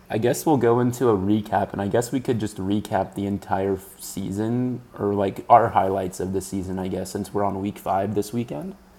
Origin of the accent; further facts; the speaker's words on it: Texas, United States; been in Texas for 19 years of my life